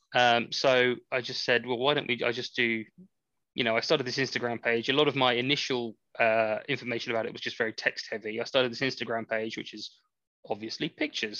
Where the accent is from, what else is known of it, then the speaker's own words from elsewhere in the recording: England, United Kingdom; I am I am English.